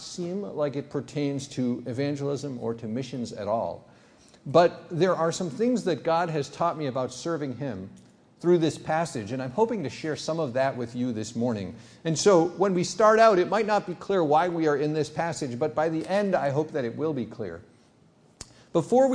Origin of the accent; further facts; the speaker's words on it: United States; also born or lived in Benin; I'm an American emergency room doctor